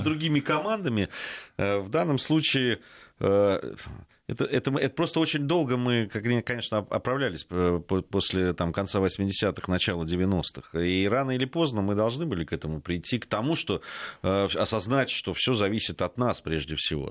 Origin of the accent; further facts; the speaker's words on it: Russia; я сказал, что из России